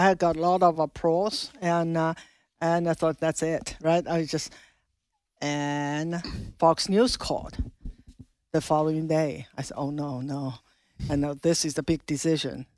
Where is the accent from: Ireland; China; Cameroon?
China; moved away as an adult; now in Loudoun County, Virginia, United States; I was born in China, grew up in China, spent my first twenty-six years in China, Mao's China.